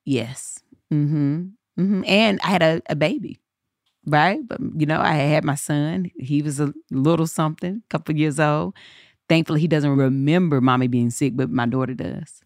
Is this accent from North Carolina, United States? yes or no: yes; Eden, North Carolina, United States; accent: southern; moved away as an adult; now in Los Angeles, United States; I was in Eden, in my hometown